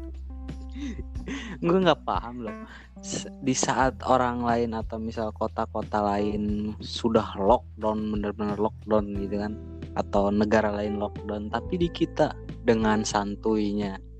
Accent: Salawana, West Java, Indonesia; di kampung saya, di Salawana

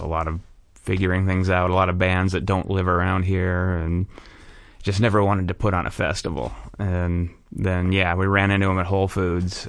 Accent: Anaheim, California, United States; also born or lived in Fullerton; I'm from Anaheim.

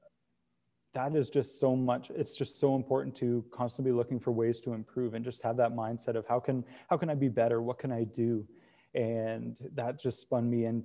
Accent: Brantford, Ontario, Canada; I grew up here. I was born in Brantford and I've been raised. It's Brantford and Brant County have been my home for the last 29 years

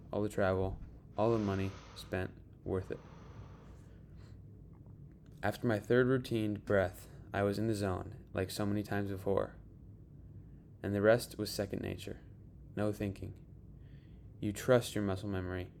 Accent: Park City, Utah, United States; my hometown, Park City, Utah.

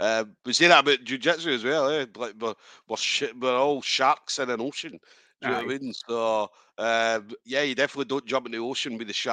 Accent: Scotland, United Kingdom; I'm fucking as Scottish as you can get.

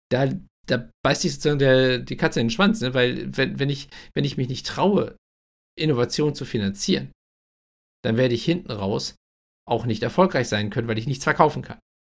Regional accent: Germany; wo wir als, als Deutsche, also in einem Sozialstaat lebend

